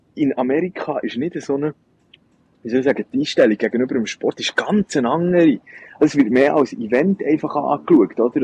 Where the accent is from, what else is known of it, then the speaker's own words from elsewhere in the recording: Bern, Switzerland; als äh, Berner Giel